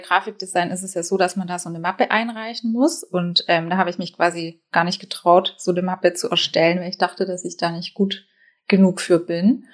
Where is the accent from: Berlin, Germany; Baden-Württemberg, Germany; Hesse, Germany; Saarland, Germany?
Baden-Württemberg, Germany; now in Hamburg, Germany; Ich wohne in Hamburg. Ich komme ursprünglich aus Baden-Württemberg. Das hört man vielleicht noch so ein bisschen raus.